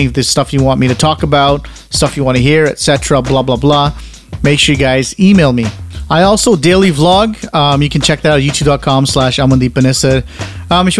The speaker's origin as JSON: {"language": "English", "country": "Canada", "said": "I'm Canadian"}